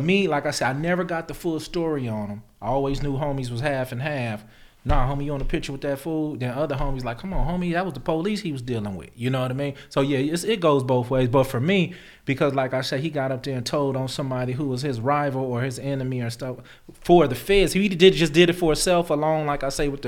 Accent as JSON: {"language": "English", "town": "Lynwood", "region": "California", "country": "United States", "said": "I'm from Linwood, Compton"}